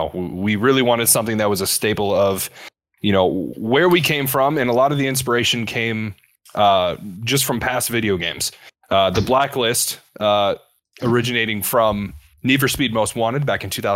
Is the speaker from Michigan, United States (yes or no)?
yes; Eastpointe, Michigan, United States; I grew up in Metro Detroit, grew up in East Point, which is a couple miles from Detroit